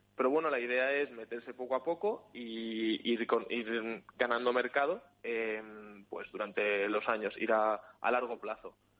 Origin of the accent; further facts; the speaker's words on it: Spain; now in Sweden; yo soy de España